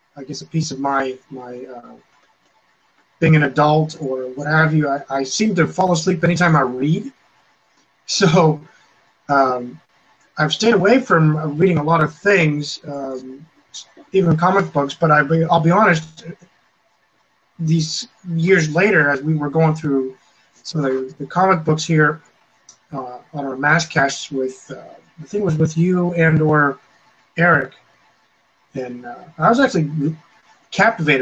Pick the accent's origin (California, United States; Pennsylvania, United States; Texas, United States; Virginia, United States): Pennsylvania, United States; Clearfield; I was in my hometown. Many of you know it as well as where Jason is from, Clearfield, Pennsylvania.